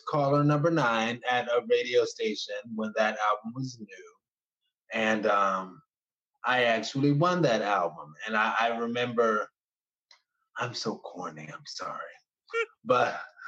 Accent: New Orleans, Louisiana, United States; I have to represent my area. And I'm from Gentilly

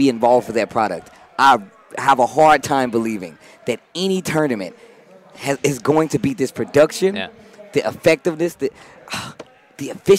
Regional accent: Midwest, United States; moved away; I'm from the Midwest

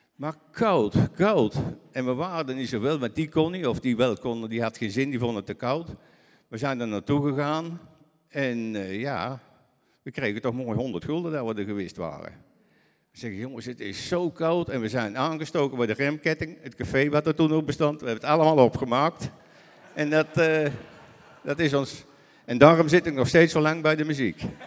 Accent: Netherlands

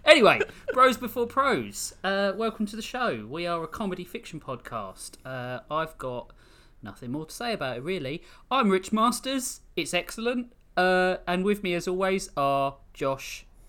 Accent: United Kingdom; When do you not insult me for being British?

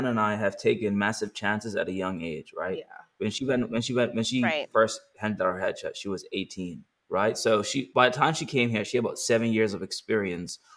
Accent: Bermuda; now in Los Angeles, United States; So though I'm from Bermuda, I still had to fly everybody to Bermuda.

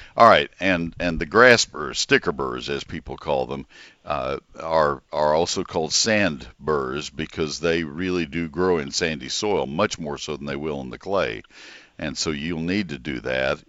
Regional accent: McKinney, Texas, United States; my hometown, McKinney. I broadcast from home

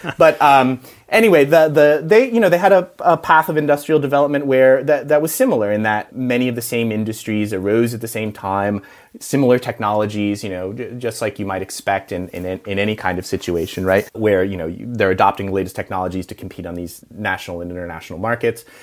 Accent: United States; I'm American

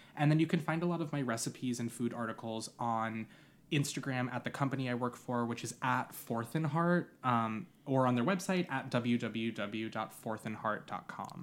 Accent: Long Island, New York, United States; I grew up on Long Island.

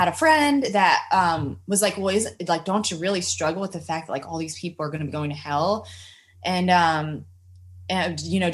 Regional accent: United States; I'm growing up in America

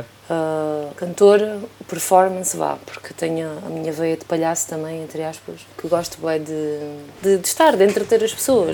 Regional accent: Elvas, Alentejo, Portugal; also born or lived in Badajoz, Spain; quando tinha 18 anos, estás a ver, em Elvas, na minha terra

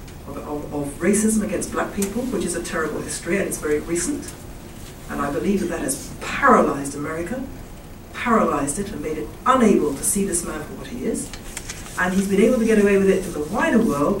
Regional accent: United Kingdom; we're British

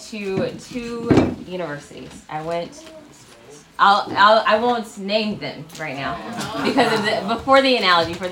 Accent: Birmingham, Alabama, United States; moved away as an adult; also born or lived in Auburn, Alabama; now in Atlanta, United States; I'm originally from Alabama. Born, raised in Birmingham

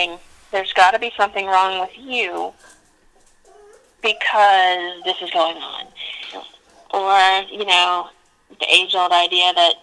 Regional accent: Georgia, United States; I was born and raised in Georgia

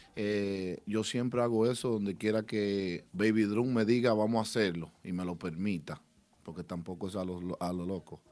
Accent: Santiago de los Caballeros, Santiago, Dominican Republic; Rubirosa y Chovy y yo somos de Santiago.

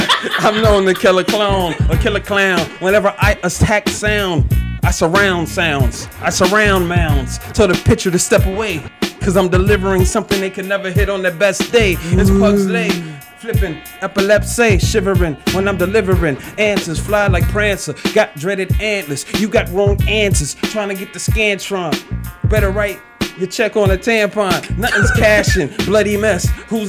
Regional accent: Chicago, Illinois, United States; And when I say I'm from Chicago, they go.

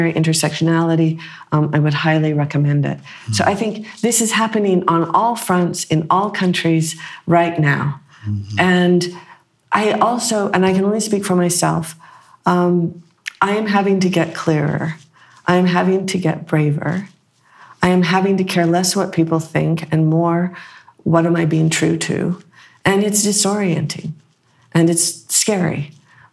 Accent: Utah, United States

